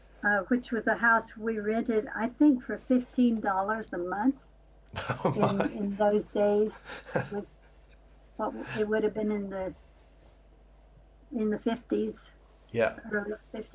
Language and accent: English; Georgia, United States; moved away; my hometown in Georgia